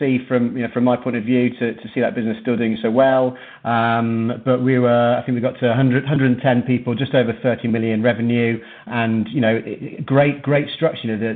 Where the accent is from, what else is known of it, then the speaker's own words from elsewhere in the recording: Manchester, North West England, United Kingdom; moved away; also born or lived in Birmingham; Manchester was my hometown, it's where I grew up